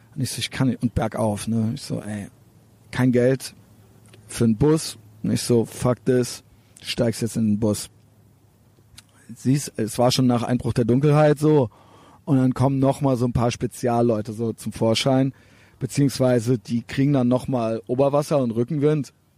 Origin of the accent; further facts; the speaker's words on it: Germany; Ich bin aus Deutschland